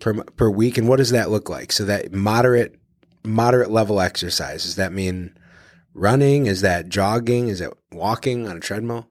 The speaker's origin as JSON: {"language": "English", "town": "Detroit", "region": "Michigan", "country": "United States", "moved": "yes", "lives_now": "Cleveland, United States", "said": "I'm from Detroit originally"}